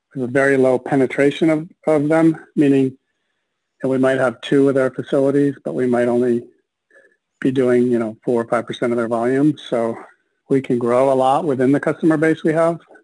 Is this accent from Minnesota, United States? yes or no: yes; Minneapolis, Minnesota, United States; I was born and raised in Minneapolis